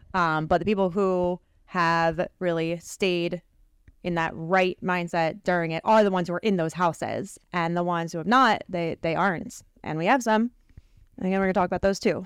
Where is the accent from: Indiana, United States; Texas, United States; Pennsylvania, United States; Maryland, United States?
Pennsylvania, United States; Philadelphia; we're from the Philly area, we're Sixers fans